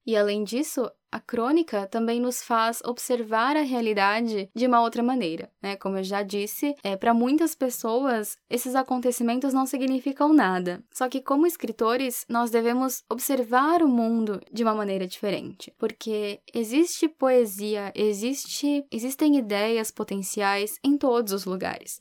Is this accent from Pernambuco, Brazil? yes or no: no; São Paulo, Brazil; moved away; legítima paulistana